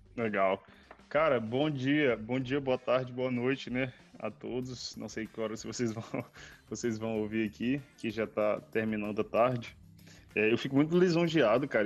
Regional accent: Cidade Operária and Bairro de Fátima, Maranhão, Brazil; moved away as an adult; da onde eu cresci, não só na cidade operária, mas no bairro de Fátima, que é o bairro dos meus que, que é o bairro dos meus pais, onde eu cresci

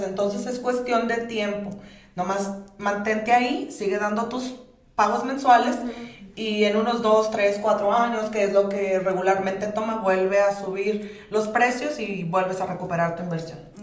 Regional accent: Sonora, Mexico; also born or lived in Sinaloa; somos criados en Sonora

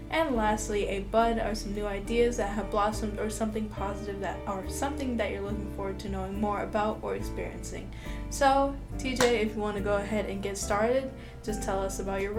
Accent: Florida, United States; also born or lived in Georgia; If you did not know, yeah, I'm from Florida. So yeah, born in Georgia, but you know, we we rep Florida all the way.

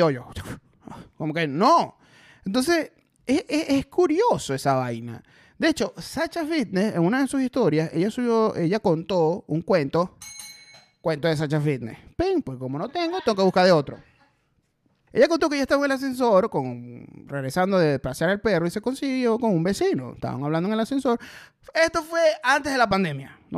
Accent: Maracaibo, Zulia, Venezuela; accent: maracucho; now in Caracas, Venezuela; Yo, sí, sí, soy de Maracaibo.

